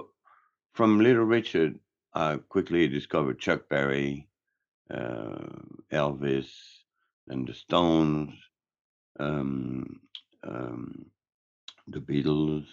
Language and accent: English; Geneva, Switzerland; English is a second language; moved away; also born or lived in Marseille, France / San Francisco, United States; my mom remarried, and we moved to Geneva, Switzerland. So I was pretty much raised in Geneva or around the area